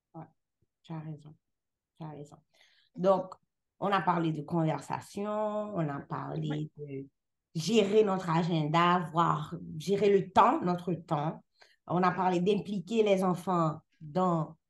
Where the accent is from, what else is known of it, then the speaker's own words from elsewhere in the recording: Haiti; now in Canada; je suis haïtienne. Je suis haïtienne dans tous les sens